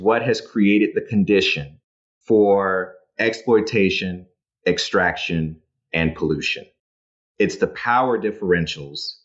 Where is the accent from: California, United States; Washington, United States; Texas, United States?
Texas, United States; Dallas; my hometown, Dallas, Texas